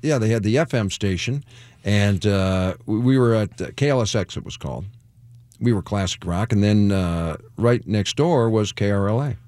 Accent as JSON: {"language": "English", "town": "Detroit", "region": "Michigan", "country": "United States", "said": "I'm from Detroit"}